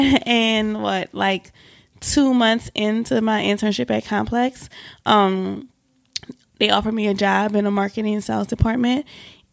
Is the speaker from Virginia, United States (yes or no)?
no; New Orleans, Louisiana, United States; moved away as an adult; also born or lived in Atlanta, Georgia; now in New York, United States; I'm from New Orleans. I've been in New York for 6 years now